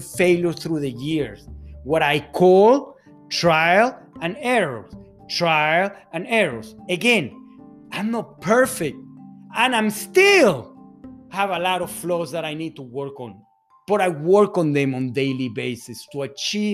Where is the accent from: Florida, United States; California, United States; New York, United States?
Florida, United States; Fort Lauderdale; also born or lived in Venezuela; I'm born in Venezuela, South America, to a Hungarian dad, to a Spaniard mom. I grew up in Fort Lauderdale, Florida.